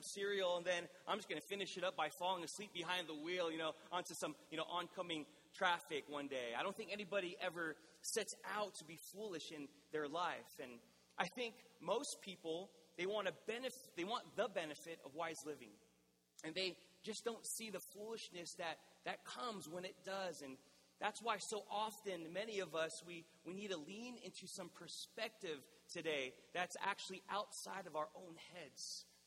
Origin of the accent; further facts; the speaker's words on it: National City, California, United States; I did a ministry internship at the church that I grew up in National City